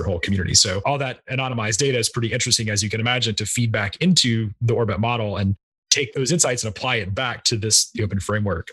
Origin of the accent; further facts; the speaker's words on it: United States; I'm an American